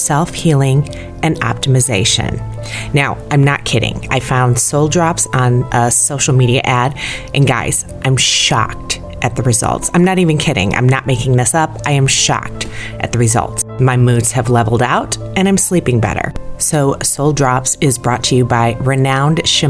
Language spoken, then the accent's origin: English; Indiana, United States; I'm from Indiana